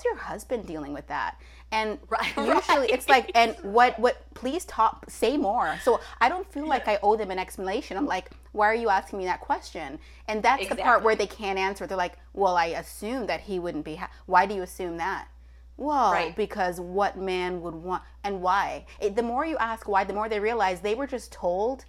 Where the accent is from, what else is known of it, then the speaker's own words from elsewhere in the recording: Toronto, Ontario, Canada; As somebody who is born and raised in Toronto